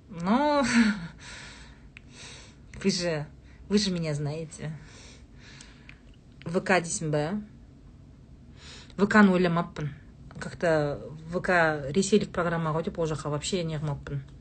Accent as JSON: {"language": "Kazakh", "town": "Saryagash", "region": "Turkistan Region", "country": "Kazakhstan", "tie": "born or raised there", "also_born_or_lived": "Shardara", "moved": "yes", "said": "бізде сарыағаштағы үйде"}